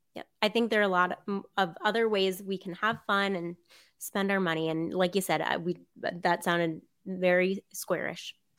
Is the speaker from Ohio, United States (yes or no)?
no; South Florida, United States; I grew up in South Florida